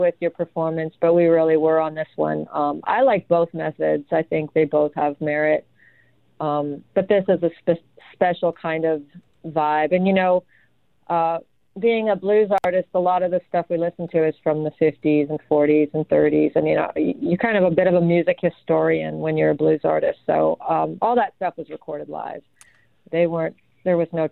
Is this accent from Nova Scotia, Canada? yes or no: no; Ottawa, Ontario, Canada; moved away; also born or lived in Vancouver / Austin, Texas; I grew up in Ottawa